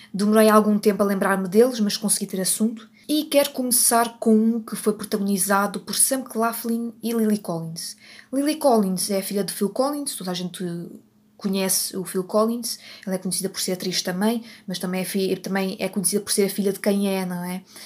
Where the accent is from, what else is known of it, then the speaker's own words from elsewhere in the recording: Portugal; eu sou portuguesa e eu não consigo fazer sotaque italiano